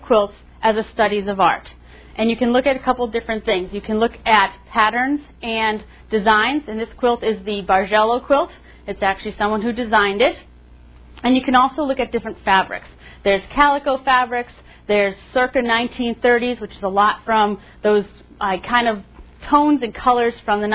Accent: Massachusetts, United States; moved away; I'm from Massachusetts, half my family Red Sox, half Yankees

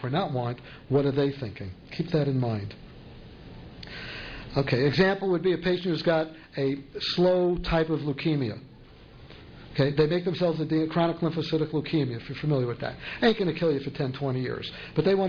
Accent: New York City, New York, United States; accent: New York; moved away; I'm from New York

